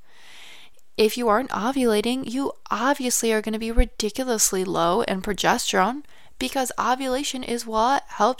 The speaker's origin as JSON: {"language": "English", "region": "Michigan", "country": "United States", "moved": "yes", "said": "I'm actually originally from Michigan, and then I moved down south"}